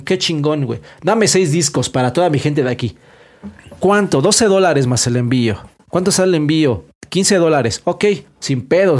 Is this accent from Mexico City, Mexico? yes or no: yes; Aragón, Mexico City, Mexico; de Aragón